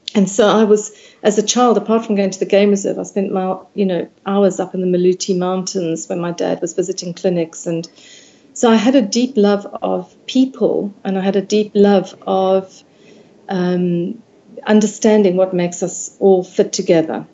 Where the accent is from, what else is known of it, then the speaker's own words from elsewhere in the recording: South Africa; I grew up in South Africa